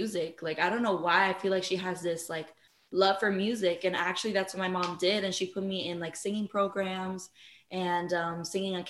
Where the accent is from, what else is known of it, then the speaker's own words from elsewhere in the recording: Pembroke Pines, Florida, United States; also born or lived in Miami; I was born in Miami, but I was raised in Pembroke Pines, Florida